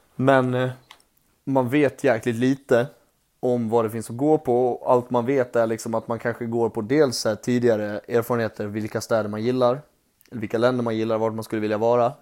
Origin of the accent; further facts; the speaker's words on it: Borlänge, Dalarna County, Sweden; also born or lived in Mora; det är där jag växte upp, i Borlänge. Men mm. jag började min resa i Mora